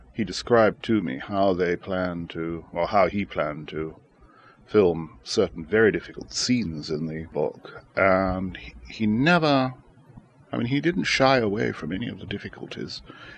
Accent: Shanghai, China; I was born in Shanghai in 1930, and I was there when the Japanese invaded China in 1937 and seized all of Shanghai except the international settlement.

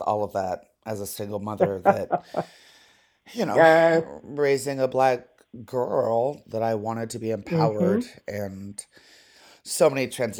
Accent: Las Vegas, Nevada, United States; we were poor, you know, poor working class. And I was in school, I grew up in Las Vegas.

